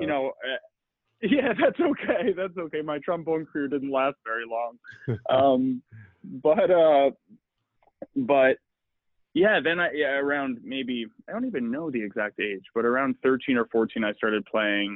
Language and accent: English; Long Island, New York, United States; I grew up in New York in the, and I think what was a pretty standard suburban upbringing